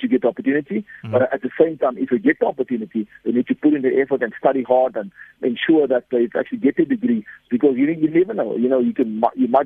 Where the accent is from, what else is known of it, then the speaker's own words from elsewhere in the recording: South Africa; if we as South African